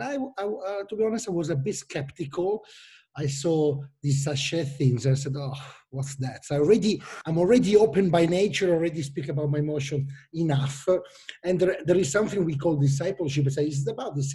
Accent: Milan, Lombardy, Italy; English is a second language; and you can imagine my name and plus my accent. I'm from Italy, Milano

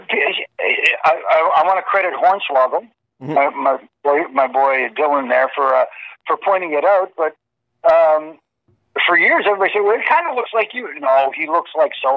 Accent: Canada; I'm from Canada

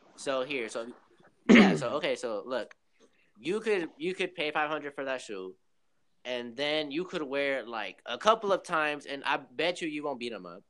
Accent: Long Beach, California, United States; moved away as an adult; now in Oklahoma, United States; I live in Oklahoma, but I'm, I'm originally from uh, Long Beach, California

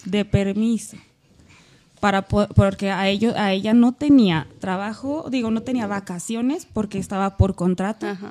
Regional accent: Aguascalientes, Mexico; moved away; yo soy de Aguascalientes

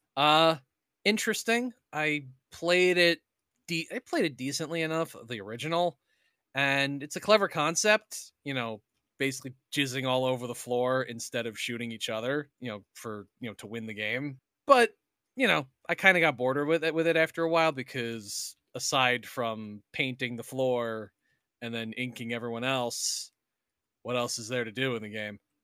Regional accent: United States; I'm still an American

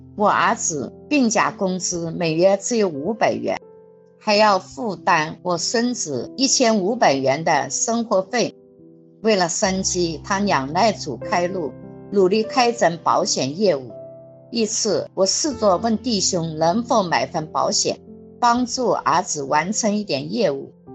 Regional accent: Jiangxi, China; moved away; 我们江西老家

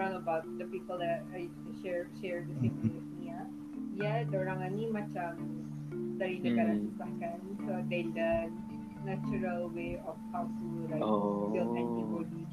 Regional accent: Brunei; moved away as an adult; now in China; being born and raised in Brunei

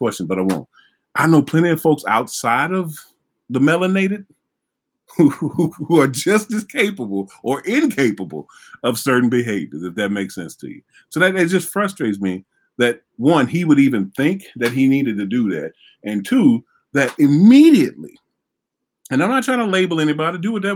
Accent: Vicksburg, Mississippi, United States; I grew up in Vicksburg, Mississippi.

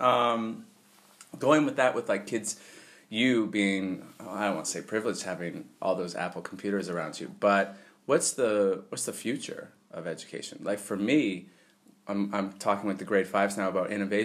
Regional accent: Canada; moved away as an adult; I'm from Canada

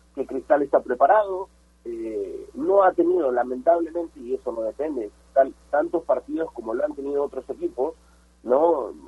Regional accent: Peru; como hinchas peruanos del fútbol

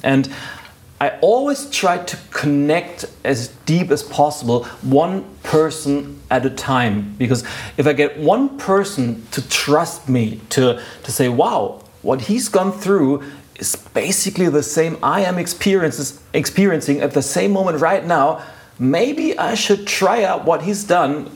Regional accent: Lübeck, Schleswig-Holstein, Germany; I was doing civil work in a university a hospital in my hometown, Lübeck

